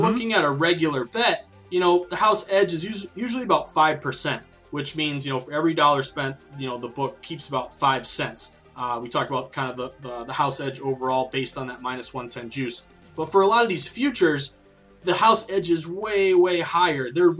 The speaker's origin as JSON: {"language": "English", "town": "Philadelphia", "region": "Pennsylvania", "country": "United States", "said": "I'm from Philadelphia, I'm a diehard Eagles fan"}